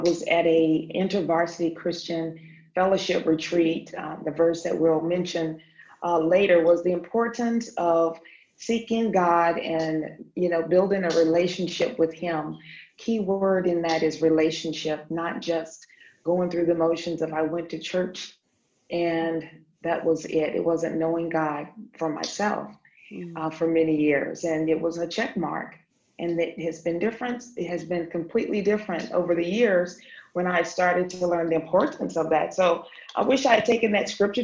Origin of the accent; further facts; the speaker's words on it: North Carolina, United States; now in Stuttgart, Germany; I'm from North Carolina as well